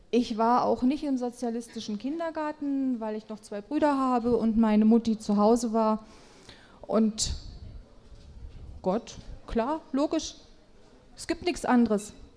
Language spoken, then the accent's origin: German; a small town in Thuringia, Germany; now in Nordhausen, Germany; 1965, in einer thüringischen Kleinstadt geboren